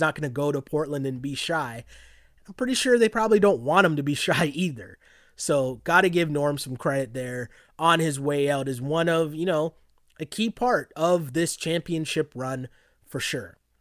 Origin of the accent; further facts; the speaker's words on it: Toronto, Ontario, Canada; Toronto, Ontario, Canada, to be precise